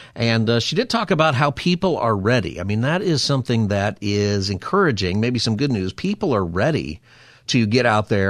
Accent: Southern California, United States; growing up in Southern California

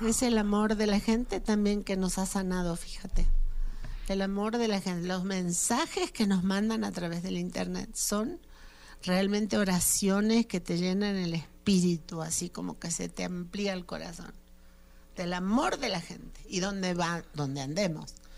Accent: Argentina; now in Mexico; mi país, Argentina

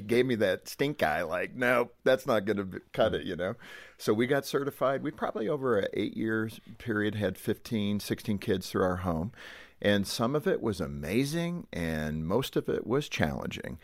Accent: Southern California, United States; I was born in Southern California

